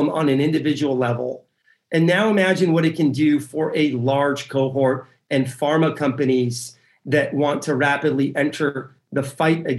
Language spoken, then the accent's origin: English; San Diego, California, United States; also born or lived in Tehran, Iran; I arrived in San Diego, California as a 6-year-old immigrant. I was born in Tehran, Iran, born in the Iran-Iraq war.